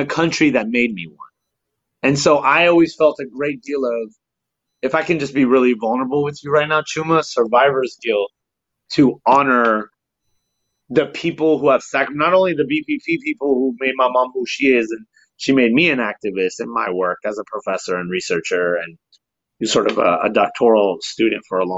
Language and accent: English; San Francisco, California, United States; also born or lived in Tehran, Iran / Germany / London, United Kingdom; came to America as a refugee during middle school, grew up in the San Francisco Bay Area